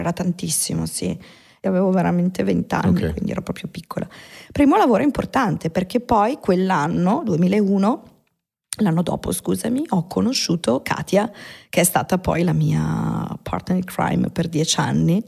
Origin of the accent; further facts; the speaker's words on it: Milan, Lombardy, Italy; Io sono nata là, sono nata in Bande Nere a Milano, in via Caterina da Forlì al 44